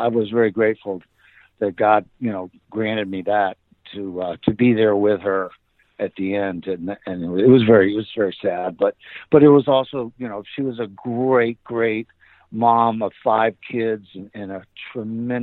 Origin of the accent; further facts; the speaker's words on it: Tampa, Florida, United States; moved away; also born or lived in California; the little house where I grew up in down in Tampa.